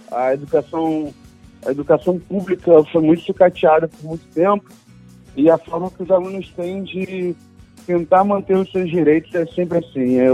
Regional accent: Rio de Janeiro, Brazil; Mas sou carioca, morador do, do, Rio de Janeiro sempre, né? A minha vida inteira.

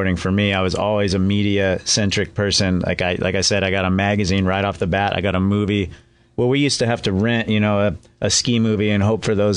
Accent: Alaska, United States; I grew up in Alaska

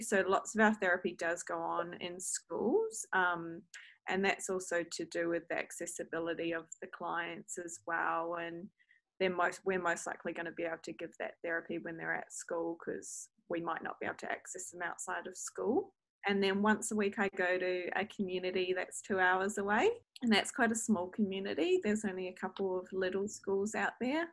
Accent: New Zealand; now in New South Wales, Australia; as you can hear in my voice, I'm from New Zealand originally

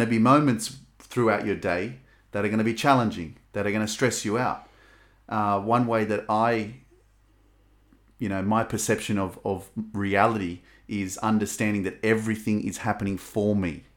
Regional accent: Australia; I was lucky enough to be born in Australia

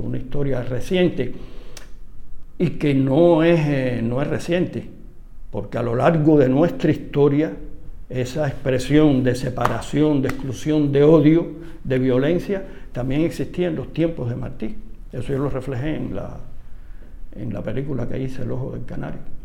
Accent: Cuba; como cubano

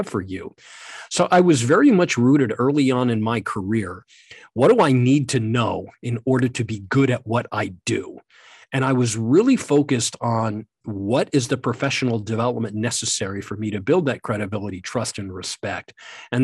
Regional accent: West Point, New York, United States; I grew up in West Point at the United States Military Academy

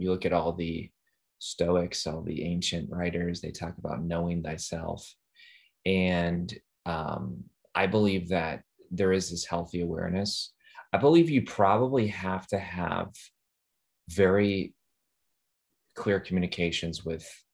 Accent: Midwest, United States; I'm from the Midwest

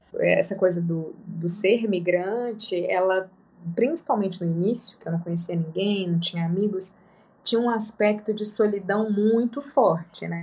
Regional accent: Piauí, Brazil; moved away; eu sou do Piauí

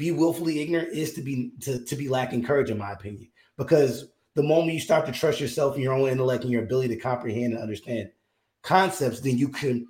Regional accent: United States; as an American

